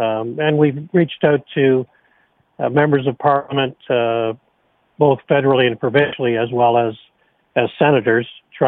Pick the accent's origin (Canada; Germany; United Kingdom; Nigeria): Canada; Toronto, Ontario; also born or lived in St. Marys, Ontario; Well, I grew up in Scarborough